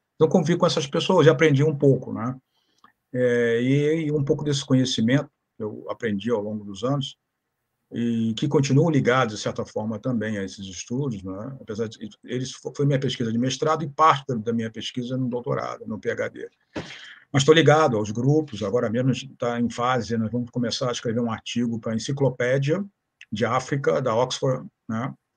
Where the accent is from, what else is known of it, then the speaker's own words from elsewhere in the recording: Rio de Janeiro, Brazil; moved away as an adult; also born or lived in Toronto, Canada; now in Santa Catarina, Brazil; eu sou do Rio de Janeiro, moro atualmente em Santa Catarina